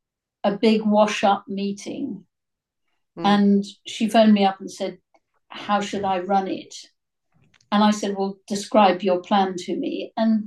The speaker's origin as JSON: {"language": "English", "country": "United Kingdom", "said": "maybe I'm too British"}